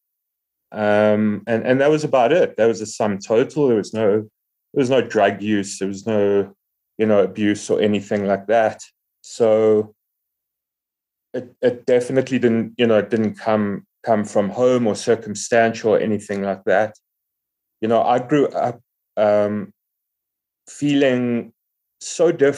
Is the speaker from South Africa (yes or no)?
yes; Johannesburg, Gauteng, South Africa; I'm from Johannesburg in South Africa. We have a really, really cool recovery community here.